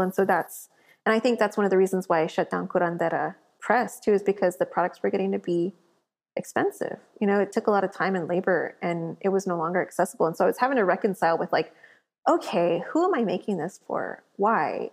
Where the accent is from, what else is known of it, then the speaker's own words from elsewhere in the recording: South Texas, United States; I grew up in South Texas